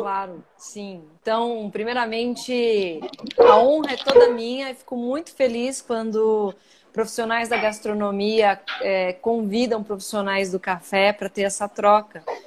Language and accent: Portuguese; Brazil; accent: Brazilian; also born or lived in United States; tem um ziriguidum brasileiro no, no, quando eu falo